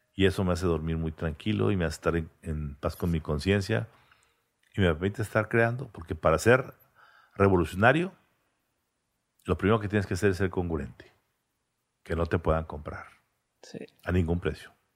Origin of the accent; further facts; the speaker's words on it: Monterrey, Nuevo León, Mexico; mis padres nacieron, eh, se casaron y vivían en el centro de Monterrey, como mis abuelos. Y ahí nací yo. De ahí nos fuimos a Vista. A los 15 años al country